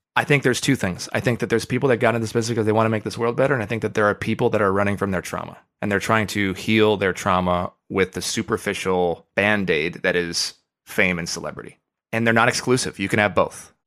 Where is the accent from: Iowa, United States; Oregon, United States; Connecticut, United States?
Oregon, United States; I grew up in Oregon